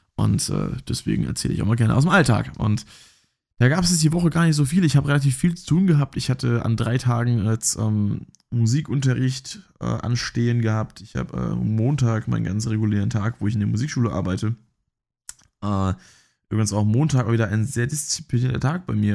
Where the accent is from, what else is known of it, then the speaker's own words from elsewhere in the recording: Rhineland-Palatinate, Germany; ich komme ja hier aus, aus der Pfalz